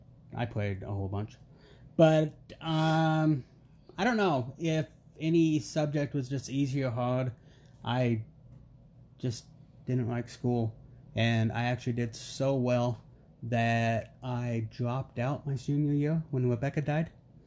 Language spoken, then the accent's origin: English; Clinton, Utah, United States; also born or lived in Warner Robins, Georgia; we grew up in Clinton, Utah, pretty much my entire life.